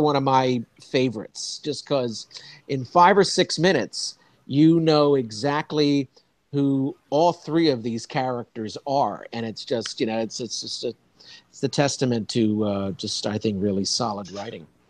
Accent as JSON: {"language": "English", "town": "Wilmington", "region": "Delaware", "country": "United States", "tie": "born or raised there", "also_born_or_lived": "Philadelphia, Pennsylvania", "moved": "as an adult", "lives_now": "New York, United States", "said": "I grew up in Wilmington, Delaware"}